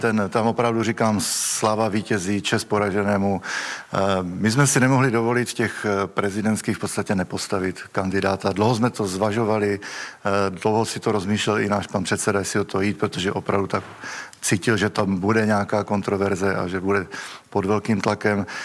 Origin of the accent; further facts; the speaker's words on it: Moravia, Czechia; já teda pocházím z Moravy